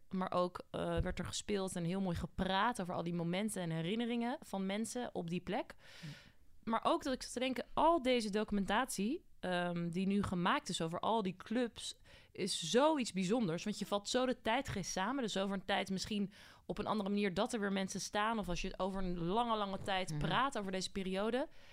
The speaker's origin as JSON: {"language": "Dutch", "town": "Voorburg", "region": "South Holland", "country": "Netherlands", "said": "Ik kom uit Voorburg origineel"}